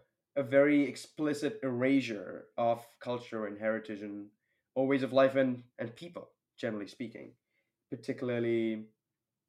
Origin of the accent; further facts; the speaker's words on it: Mumbai, Maharashtra, India; moved away as an adult; also born or lived in Toronto, Canada; I grew up in India, and especially living in a city like Mumbai.